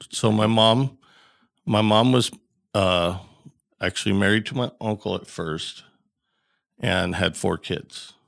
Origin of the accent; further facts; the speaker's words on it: Bailey, Colorado, United States; I grew up in Bailey, Colorado, um, and it's a real small town.